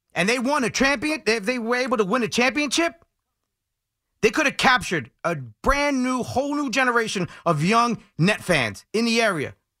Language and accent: English; New York City, New York, United States; moved away; I was born in Brooklyn, too, and I left, and I never went back